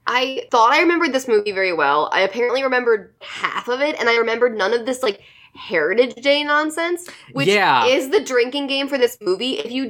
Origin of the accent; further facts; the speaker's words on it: Chicago, Illinois, United States; We are Chicago Irish Catholic